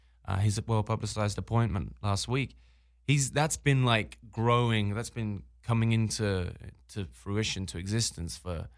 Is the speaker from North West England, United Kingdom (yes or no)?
no; Birmingham, West Midlands, United Kingdom; now in Los Angeles, United States; I'm from England. But where? I'm from Birmingham, England.